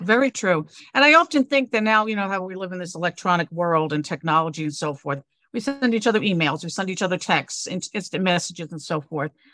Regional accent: New York City, New York, United States; moved away as an adult; also born or lived in Connecticut / Cape Cod, Massachusetts; I'm originally a New Yorker.

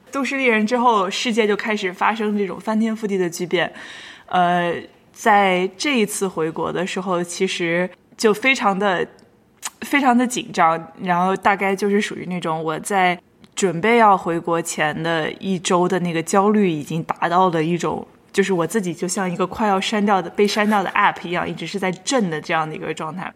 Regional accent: Shanxi, China; accent: northern; now in New York, United States; 我是一个北方人，大家可以从我的口音里面非常明显地听出来，我是一个不能在北方的北方人。我出生在山西，然后我从小就在山西长大，然后大部分的人生中的朋友也都是北方人

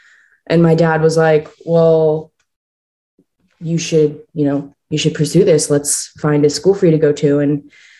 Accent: Pittsburgh, Pennsylvania, United States; I was born and raised in Pittsburgh, Pennsylvania

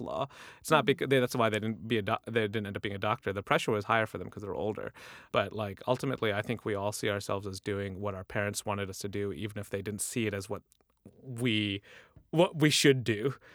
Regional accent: United States; we're American, even if we can speak to them in our Urdu

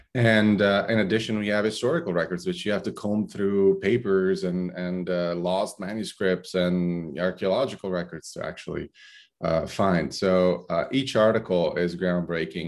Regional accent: Brindisi, Apulia, Italy; moved away; also born or lived in Corfu, Greece; I was born in Brindisi, Italy. Uh, actually, a fishing village in Brindisi, Italy

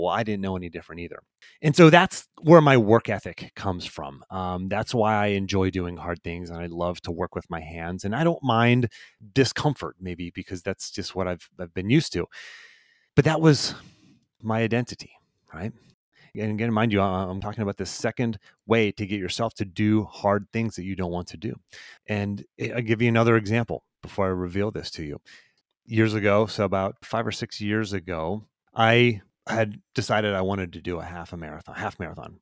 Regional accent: Pittsburgh, Pennsylvania, United States; I was raised in Pittsburgh

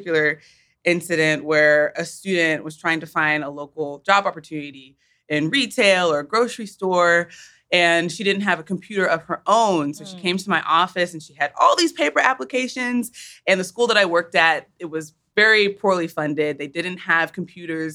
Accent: Wichita, Kansas, United States; moved away; We're sisters. We're from Wichita

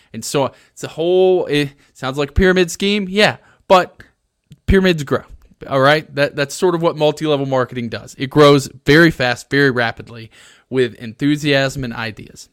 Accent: Alabama, United States; moved away; I'm originally from Alabama

